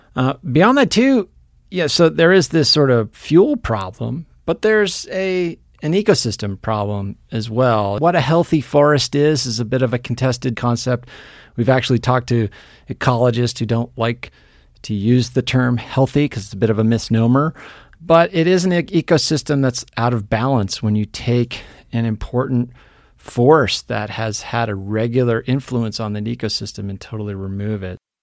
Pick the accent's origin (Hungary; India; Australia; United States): United States; New Hampshire; moved away; also born or lived in Seattle; I grew up in New Hampshire